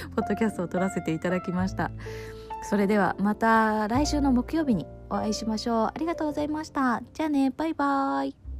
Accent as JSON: {"language": "Japanese", "area": "Izu Oshima", "region": "Tokyo", "country": "Japan", "tie": "born or raised there", "said": "私が、えー、生まれ育った、えー、伊豆大島の小さな村に"}